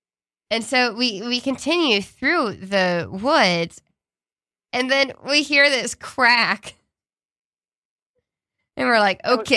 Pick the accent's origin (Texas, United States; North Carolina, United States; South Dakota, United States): Texas, United States; now in New York City, United States; I'm from Texas, which is like home of Castle Law